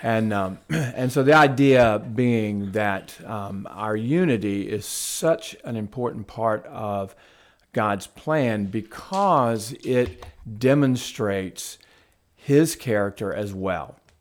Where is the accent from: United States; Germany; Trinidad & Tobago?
United States; the South; also born or lived in Huntsville, Alabama; I grew up Southern Baptist in the South.